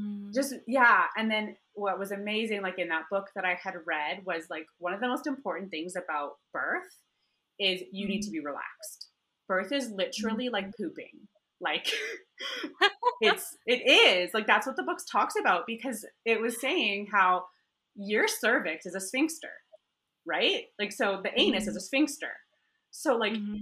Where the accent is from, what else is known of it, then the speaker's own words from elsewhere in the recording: Alberta, Canada; moved away as an adult; now in Nairobi, Kenya; my hometown in Alberta in Canada